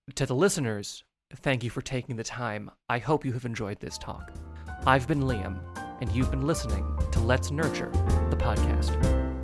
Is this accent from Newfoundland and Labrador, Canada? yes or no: yes; Newfoundland and Labrador, Canada; now in Prince Edward Island, Canada; I was born in Newfoundland